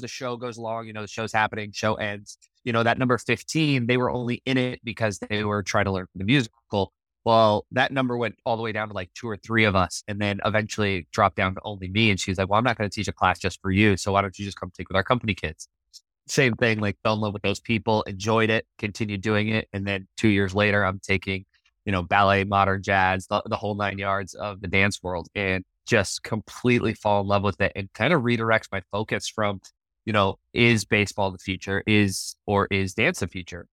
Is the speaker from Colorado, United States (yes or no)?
yes; Littleton, Colorado, United States; moved away as an adult; also born or lived in Las Vegas; now in Savannah, United States; I grew up in Littleton, you know, all three of my, my schools, my elementary school, my middle school, and my high school were all on the same road